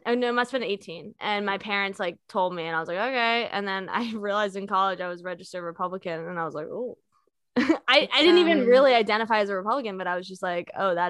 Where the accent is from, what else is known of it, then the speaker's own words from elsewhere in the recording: Virginia, United States; you're talking to two people from Virginia.